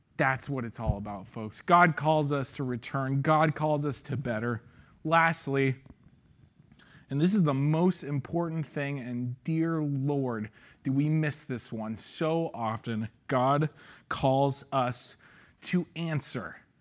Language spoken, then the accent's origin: English; San Ramon, California, United States; I grew up in Saint Ramon